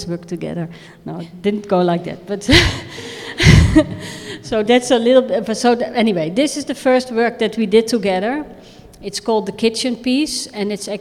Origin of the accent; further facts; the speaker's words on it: Rotterdam, South Holland, Netherlands; We are from Rotterdam